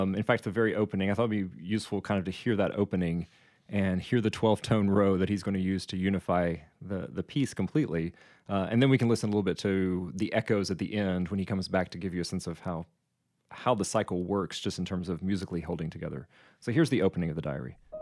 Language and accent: English; United States; growing up in the United States